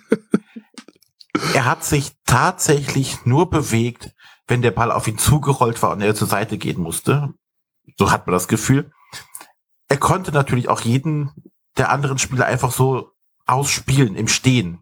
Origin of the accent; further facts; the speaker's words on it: Brühl, Germany; aus dem kleinen Städtchen, wo ich herkomme, gebürtig